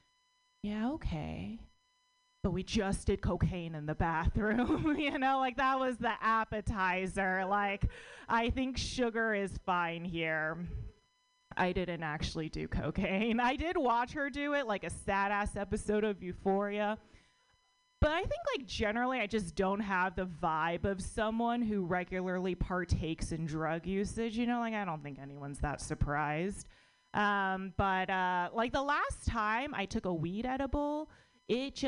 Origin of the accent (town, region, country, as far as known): United States; born or raised there